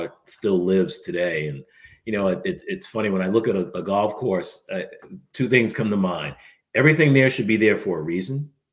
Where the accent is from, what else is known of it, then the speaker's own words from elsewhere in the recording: New England, United States; moved away as an adult; also born or lived in Chicago area; now in Cincinnati, United States; I grew up in New England and then lived in the Chicago area for a while